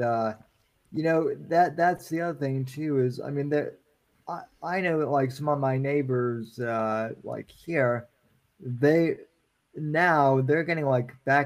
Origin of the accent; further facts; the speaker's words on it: Colorado, United States; moved away; growing up in Colorado